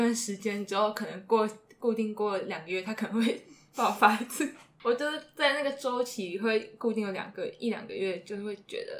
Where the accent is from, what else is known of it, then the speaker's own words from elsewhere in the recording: Kaohsiung, Taiwan; 因为我在我我是高雄人，里面有看到很多 就是一些阿姨去到那里拍照片。